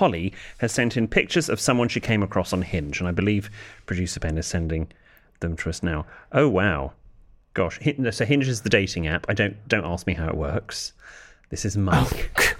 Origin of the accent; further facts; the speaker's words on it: London, United Kingdom; now in Norfolk, United Kingdom; We live in Norfolk, but I'm a Londoner originally.